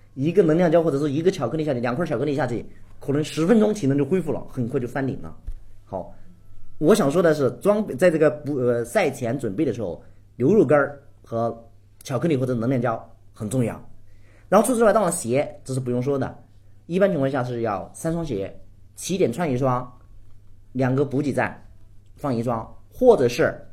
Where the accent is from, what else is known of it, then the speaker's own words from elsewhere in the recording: Guizhou, China; 我们家呢是那个贵州的， 我从小就在山区长大， 那个时候家庭条件比较穷